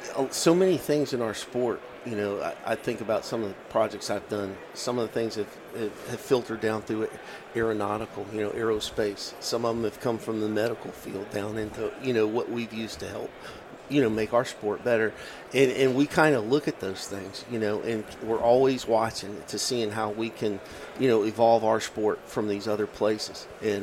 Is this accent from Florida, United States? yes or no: no; Virginia, United States; And actually, it comes from my home state of Virginia.